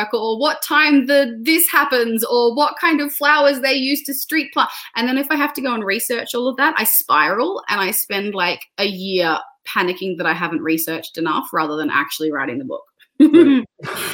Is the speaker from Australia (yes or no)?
yes; Australia; my identity as an Australian author